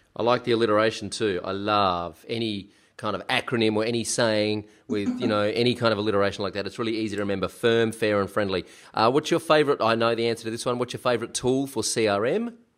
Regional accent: South Australia, Australia; South Australia, which is where I come from

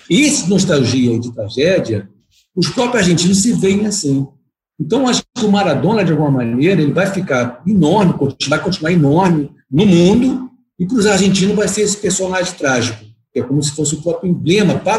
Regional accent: Brazil

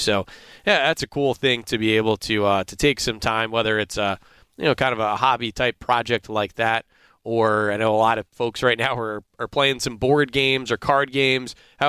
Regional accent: New York City, New York, United States; I grew up in the New York City area

